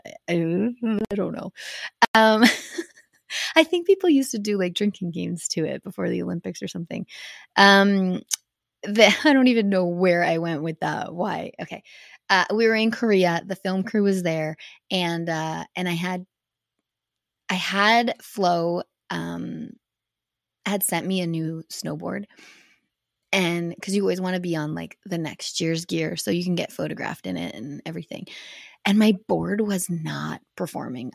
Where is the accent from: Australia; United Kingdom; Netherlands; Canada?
Canada; being a Canadian at X Games is a lot different than being an American because I had Canadian sponsors